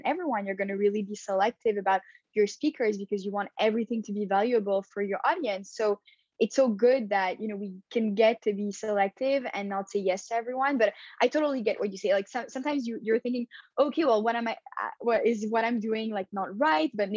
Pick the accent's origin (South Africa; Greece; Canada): Canada; Montreal, Quebec; also born or lived in Paris, France / Tel Aviv, Israel; So I was born in Paris and I grew up in Montreal. So I came here when I was 7